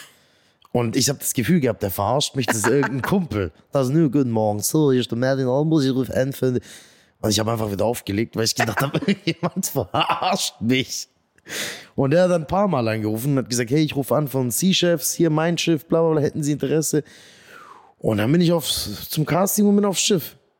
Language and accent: German; Göppingen, Baden-Württemberg, Germany; also born or lived in Eislingen; Ja, ich bin vor 32 Jahren in Göppingen zur Welt gekommen